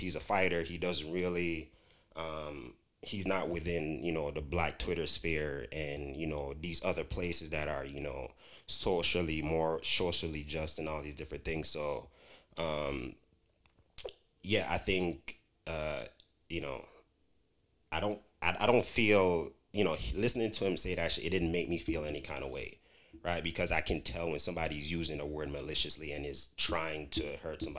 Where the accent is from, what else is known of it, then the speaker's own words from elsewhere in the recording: Jamaica; moved away; I grew up in Jamaica